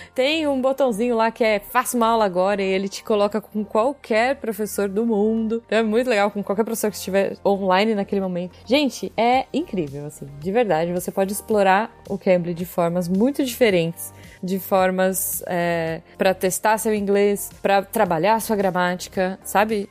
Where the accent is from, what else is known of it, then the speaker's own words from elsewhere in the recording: São Roque, São Paulo, Brazil; da terra da Artichoke